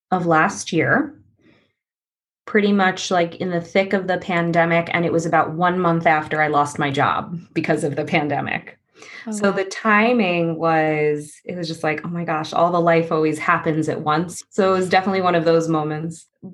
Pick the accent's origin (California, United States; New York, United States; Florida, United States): New York, United States; Long Island; moved away as an adult; now in Astoria, New York, United States; I'm originally from Long Island